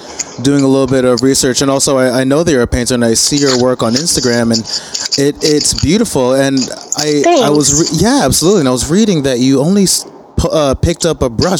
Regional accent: South Orange, New Jersey, United States; I grew up in Jersey and I grew up in a suburb of South Orange, which was, you know, pretty typical suburb in Jersey.

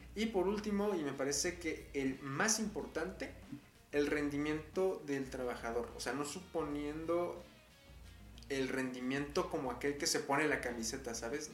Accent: Puebla, Mexico; aquí en mi estado, en Puebla, yo soy de Puebla

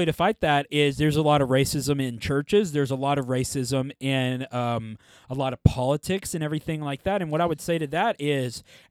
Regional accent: United States; us as Americans

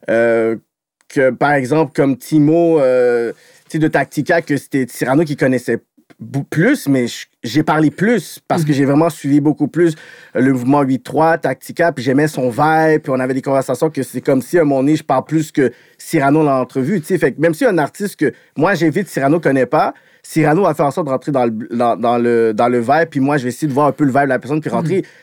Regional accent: Montreal, Quebec, Canada; Je suis de Montréal, yo, je suis né dans le sens, yo, je, parle avec ça, ça fait partie de mon ADN.

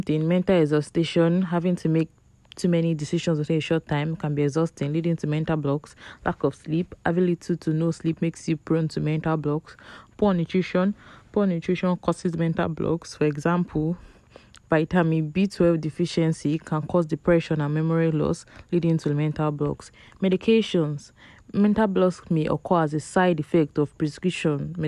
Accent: Nigeria; we are all in Nigeria together

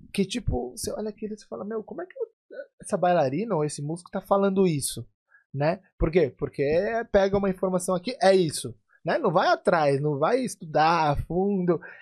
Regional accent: Brazil; cresci no Brasil aprendendo percussão árabe sem ser árabe

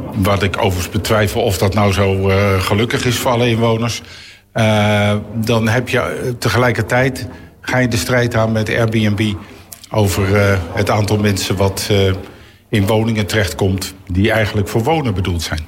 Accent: The Hague, South Holland, Netherlands; ik kom uit het Zuiderparkkwartier. Dat heette toen nog geen stadsdeel Eskamp, maar gewoon het Zuiderparkkwartier

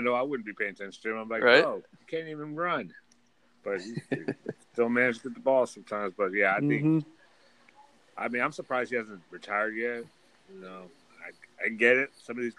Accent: Las Vegas, Nevada, United States; born or raised there

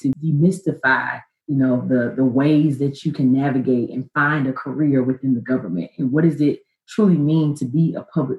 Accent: Memphis, Tennessee, United States; moved away as an adult; also born or lived in New York / Hong Kong / Florida; I moved back to Memphis, my hometown.

